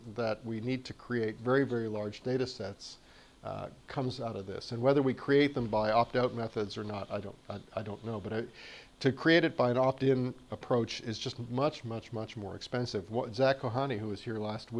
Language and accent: English; Canada; moved away; So I'm from the South. I'm from South Canada